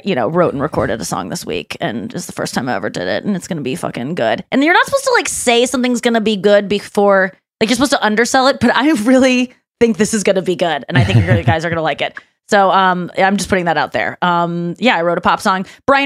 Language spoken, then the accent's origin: English; St. Louis, Missouri, United States; I was already in deep in my hometown.